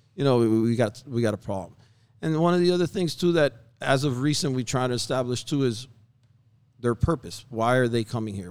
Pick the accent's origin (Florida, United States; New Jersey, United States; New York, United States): Florida, United States; Hialeah; I was born and raised in Hialeah